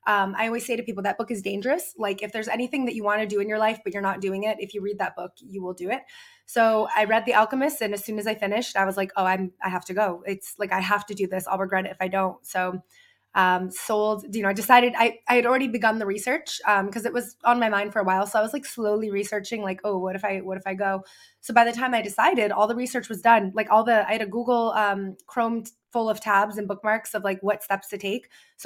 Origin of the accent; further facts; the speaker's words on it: Boston / Greenfield, Massachusetts, United States; moved away as an adult; now in Paris, France; I'm from a small town called Greenfield. It's in Western Massachusetts, but I always say Boston because I was born and grew up near Boston and then went to Greenfield for like my childhood. And then after college, I moved back to Boston.